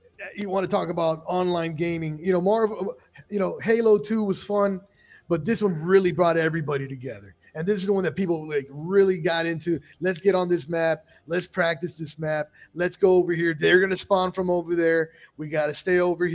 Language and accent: English; Miami, Florida, United States; I'm from Miami